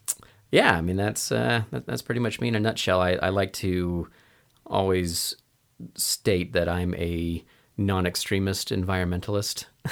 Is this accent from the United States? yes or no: yes; Portland, Oregon, United States; I grew up in Portland, in the Portland, Oregon area, and had a very impactful leader.